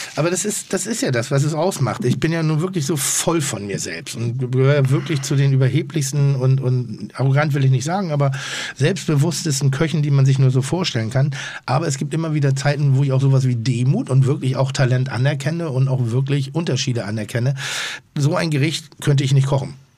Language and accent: German; Northern Germany, Germany; ich bin ja Norddeutscher